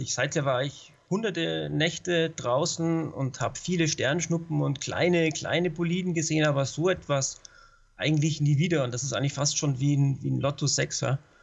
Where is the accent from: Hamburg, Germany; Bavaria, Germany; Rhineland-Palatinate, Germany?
Bavaria, Germany; Munich; now in Telfs, Austria; ich bin ja ursprünglich Münchner, bin hierher gezogen